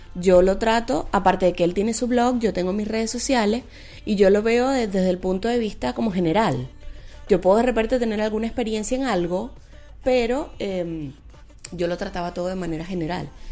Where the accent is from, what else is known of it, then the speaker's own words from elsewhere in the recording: Venezuela; moved away as an adult; now in Santiago, Chile; no estaba en mi país